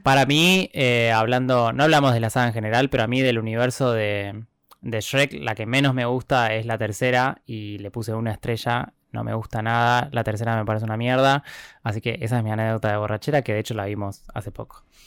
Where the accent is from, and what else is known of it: Argentina